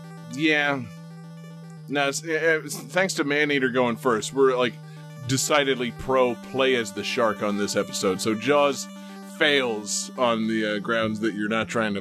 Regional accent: St. Augustine, Florida, United States; Living in a beach town and all, you know? Like, growing up in St. Augustine

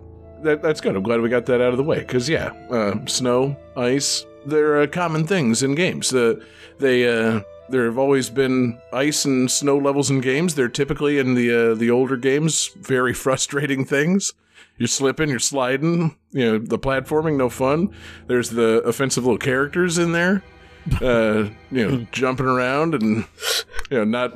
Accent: Florida, United States; I'm from Florida.

